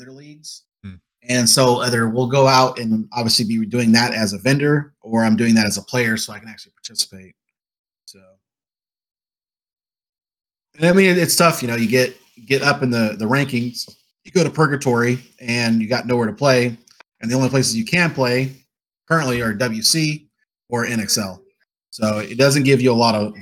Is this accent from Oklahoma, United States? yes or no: yes; Oklahoma, United States; moved away as an adult; also born or lived in Washington; now in Texas, United States; I'm from Oklahoma